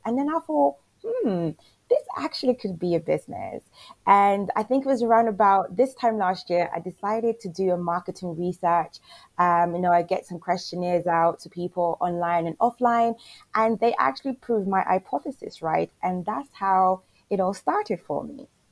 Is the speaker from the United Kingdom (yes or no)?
no; Jamaica; I'm from Jamaica as well